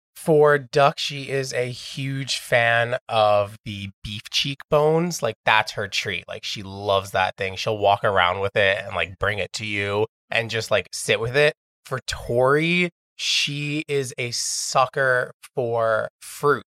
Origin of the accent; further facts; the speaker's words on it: New York City, New York, United States; I grew up here in Astoria my entire life.